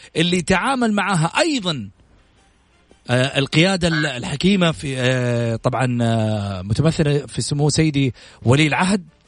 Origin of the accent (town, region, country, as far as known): Saudi Arabia